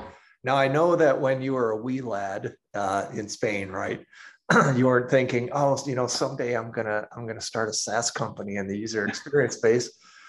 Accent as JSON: {"language": "English", "town": "St. Paul", "region": "Minnesota", "country": "United States", "said": "I'm originally from St. Paul."}